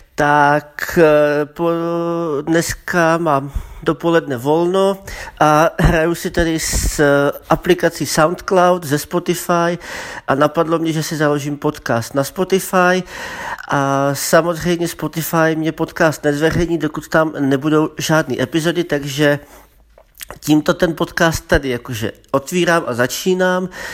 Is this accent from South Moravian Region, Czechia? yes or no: yes; Brno, South Moravian Region, Czechia; also born or lived in Zlín; pocházím ze Zlína, ale bydlím v Brně už od první třídy, od základky